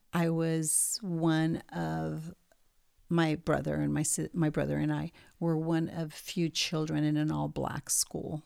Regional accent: Montevideo, Uruguay; moved away; also born or lived in New York; I was born in Montevideo, Uruguay, and I lived there until mid-sixties

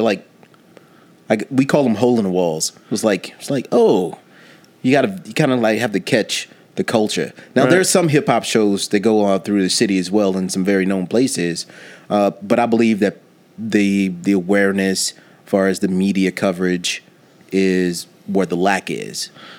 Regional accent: Nashville, Tennessee, United States; when I came here from Nashville, Tennessee, and got into the music scene here

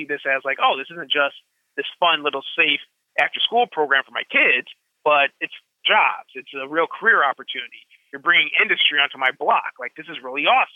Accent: Madison, Wisconsin, United States; moved away as an adult; also born or lived in Thailand; now in Chicago, United States; I had a very Bill Cosby kind of background growing up in Madison

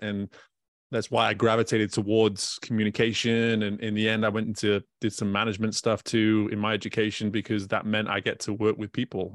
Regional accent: United Kingdom; now in Baton Rouge, United States; I'm a British person that lives in Louisiana

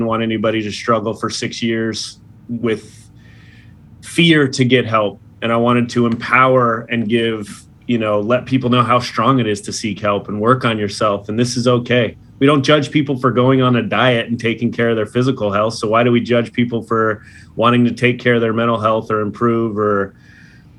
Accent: Los Angeles, California, United States; my hometown Dodgers

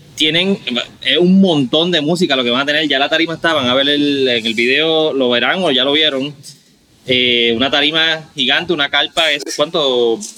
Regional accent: Caguas, Puerto Rico; moved away as an adult; now in Carolina, Puerto Rico; yo eh, original de Cagua.

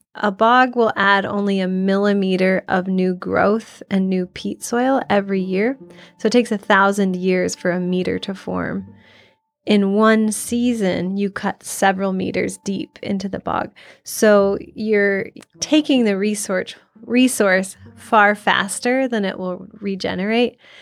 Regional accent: Iowa, United States; I'm originally from Iowa. It's where I grew up

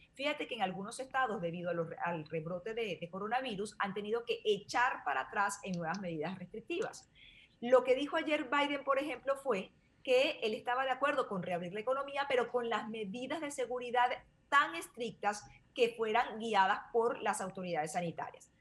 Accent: Venezuela; now in United States; yo que soy venezolana

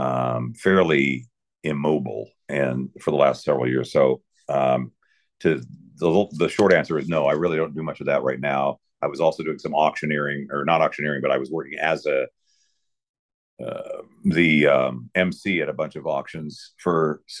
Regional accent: Spokane, Washington, United States; I'm a Spokane native. I grew up there as a diehard Cougar fan

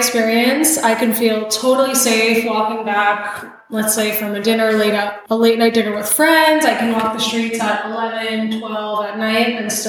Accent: New York, United States; moved away as an adult; now in Puerto Vallarta, Mexico; I'm from New York.

